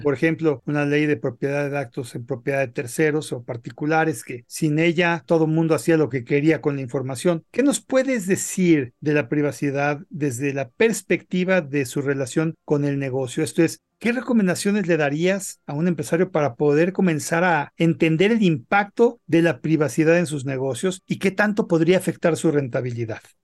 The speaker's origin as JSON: {"language": "Spanish", "country": "Mexico", "said": "nosotros como mexicanos"}